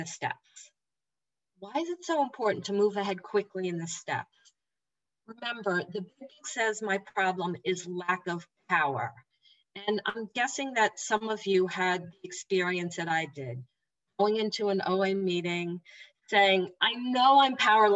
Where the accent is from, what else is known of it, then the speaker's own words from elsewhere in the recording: New Jersey, United States; I'm from New Jersey.